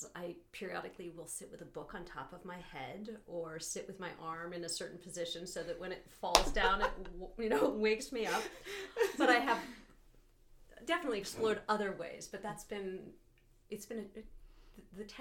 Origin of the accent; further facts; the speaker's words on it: Boulder, Colorado, United States; now in Moab, United States; I grew up in Boulder, Colorado.